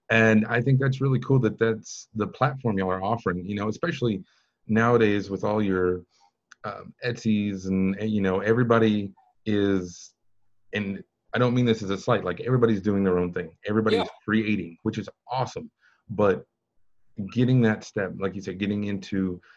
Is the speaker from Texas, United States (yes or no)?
yes; West Texas, United States; I'm from West Texas